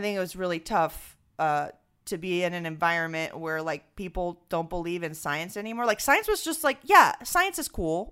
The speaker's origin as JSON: {"language": "English", "country": "Venezuela", "tie": "born or raised there", "moved": "yes", "lives_now": "New York, United States", "said": "growing up in Venezuela"}